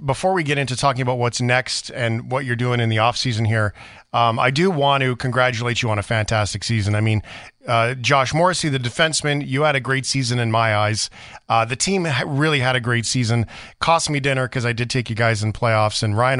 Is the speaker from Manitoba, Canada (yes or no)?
yes; Flin Flon, Manitoba, Canada; born there; I was born in Flin Flon, and so I have a family connection to Winnipeg, but most of my life, or to Manitoba in general, most of my life has been spent outside of that.